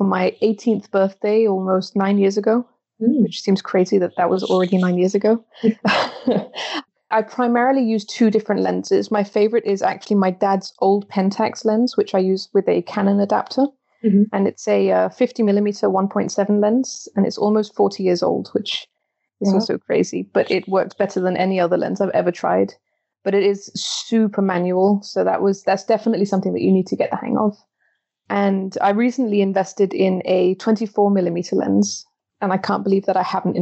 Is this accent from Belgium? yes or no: yes; Belgium; now in Copenhagen, Denmark; My mum is Danish and my dad is English, but I'm born and brought up in Belgium